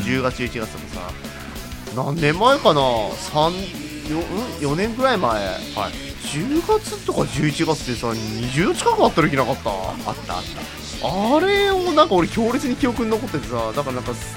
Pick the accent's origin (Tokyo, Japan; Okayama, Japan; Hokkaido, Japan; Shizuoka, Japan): Hokkaido, Japan; 北海道民ですから